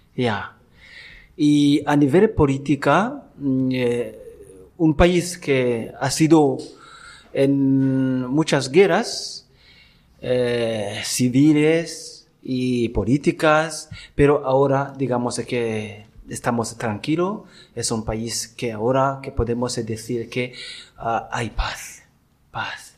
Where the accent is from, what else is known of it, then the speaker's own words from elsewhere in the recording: Rutana Province, Burundi; Spanish is a second language; moved away as an adult; now in Dénia, Spain; Yo soy de Burundi, la parte pequeña de África que está al centro este de África y yo soy de la parte sur del país Burundi, que se llama Rutana, provincia y diócesis también Rutana